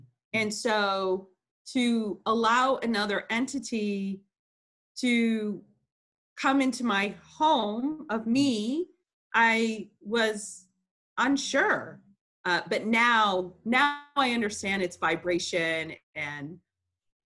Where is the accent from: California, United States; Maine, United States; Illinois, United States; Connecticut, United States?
Illinois, United States; Chicago; I was born in Chicago, Illinois